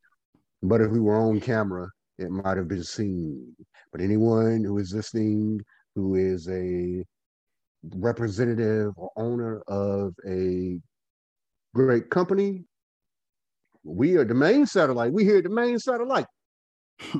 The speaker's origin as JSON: {"language": "English", "town": "Goldsboro", "region": "North Carolina", "country": "United States", "said": "I am from Goldsboro, North Carolina as well"}